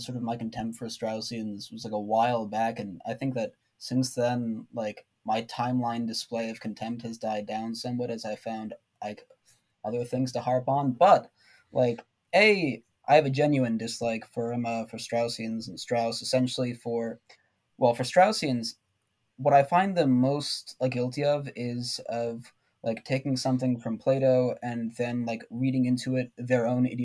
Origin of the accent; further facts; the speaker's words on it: United States; I'm an American